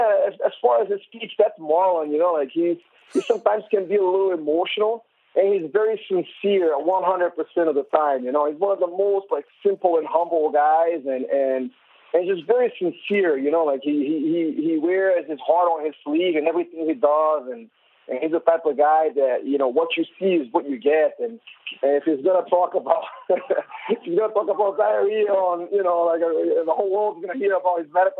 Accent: Brazil; I am from Brazil

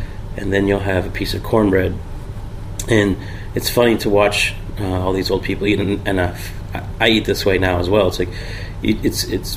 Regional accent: Virginia, United States; moved away as an adult; now in Charleston, United States; I'm originally from Virginia

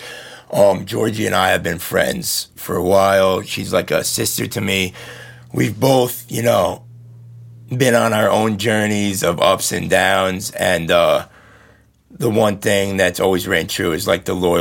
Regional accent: Hudson Valley, New York, United States; I was born in New York City, raised in the Hudson Valley

